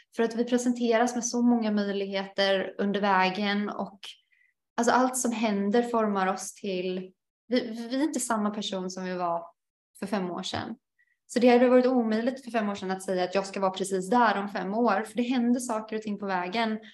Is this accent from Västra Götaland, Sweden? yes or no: yes; Alingsås, Västra Götaland, Sweden; moved away as an adult; also born or lived in Portugal; jag har ganska många förfrågningar från min hemstad, i alla fall när jag eh, bodde i, i Sverige under ett års tid